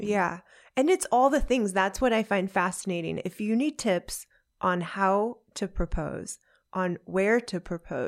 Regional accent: United States; I'm American

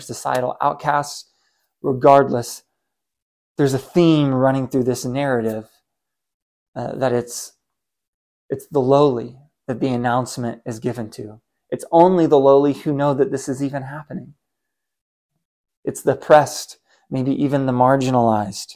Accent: United States; As an American man living in the 21st century

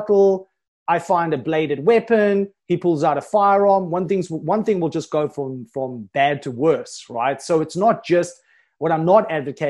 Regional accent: South Africa; I'm from South Africa

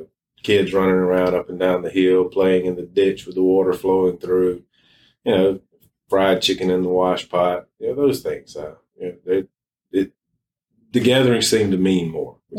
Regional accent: Poarch community, Alabama, United States; I grew up about a quarter mile from here

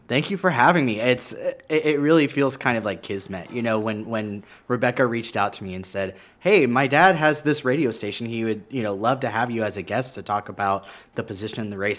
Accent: San Marcos, Texas, United States; also born or lived in Austin, Texas; now in Kyle, United States; I grew up in San Marcos

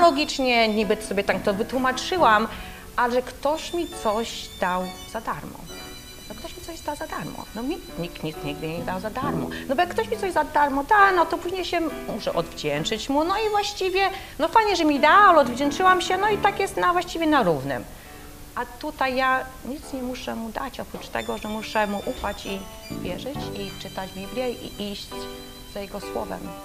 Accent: Poland; będąc w Polsce

